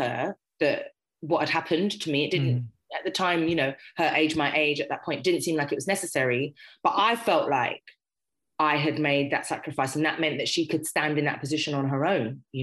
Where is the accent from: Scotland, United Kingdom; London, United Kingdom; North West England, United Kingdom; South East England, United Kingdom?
London, United Kingdom; Harrow; I grew up in Harrow